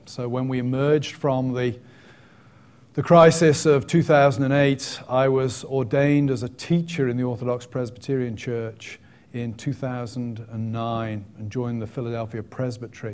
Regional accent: England, United Kingdom; moved away as an adult; also born or lived in Aberdeen, Scotland; I'm English, and English by birth and conviction

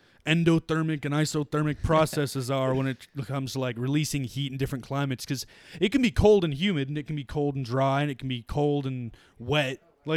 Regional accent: Newfoundland and Labrador, Canada; also born or lived in Nova Scotia / New Brunswick; We've been in pretty heavy snowstorms because we're from Newfoundland. And then, like, you know, we came to Nova Scotia and New Brunswick.

